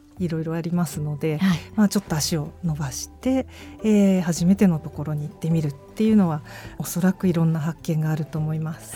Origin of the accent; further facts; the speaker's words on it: Tokyo, Japan; 東京出身なんですけれども